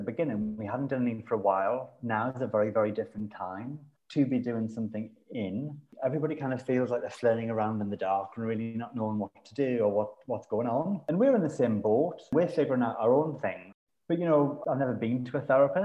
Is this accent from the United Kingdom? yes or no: yes; Sunderland, North East England, United Kingdom; now in London, United Kingdom; I come from Sunderland, which is a city that's by the sea, and you can see the sea from my house.